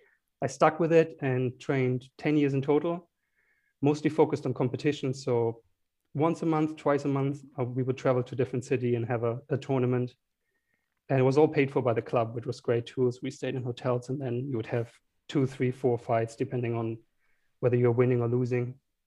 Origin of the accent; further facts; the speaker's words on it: Heidelberg, Baden-Württemberg, Germany; small town called Heidelberg, close to Frankfurt.